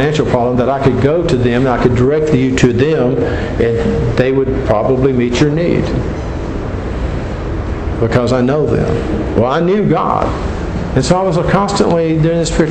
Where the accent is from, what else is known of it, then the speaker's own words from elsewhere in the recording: Gulf Coast in South Florida, United States; I grew up on the Gulf Coast in South Florida